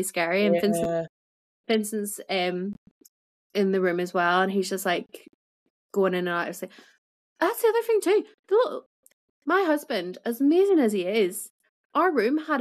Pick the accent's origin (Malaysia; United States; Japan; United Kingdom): United Kingdom; Belfast, Northern Ireland; now in Yorkshire, United Kingdom